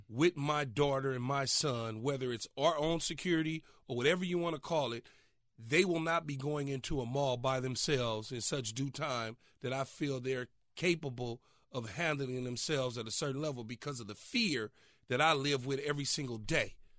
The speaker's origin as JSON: {"language": "English", "town": "Los Angeles", "region": "California", "country": "United States", "tie": "born or raised there", "said": "growing up as a kid, growing up in South Central Los Angeles"}